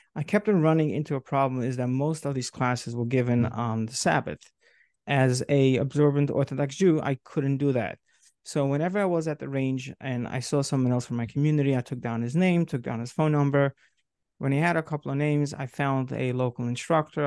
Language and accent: English; New York City, New York, United States; moved away as an adult; now in Rockland County, United States; I grew up in Brooklyn, New York